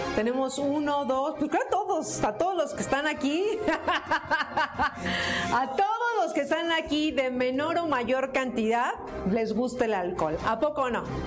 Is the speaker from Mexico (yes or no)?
yes; Mexico